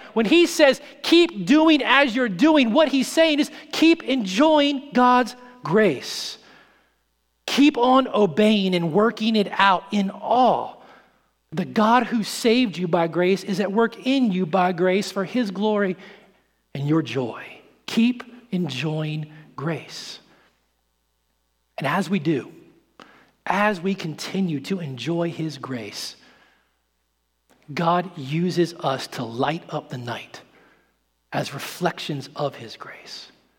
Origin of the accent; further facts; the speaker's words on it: St. Louis, Missouri, United States; I grew up in St. Louis for a little while out in the country, and we had a neighbor who was a hunter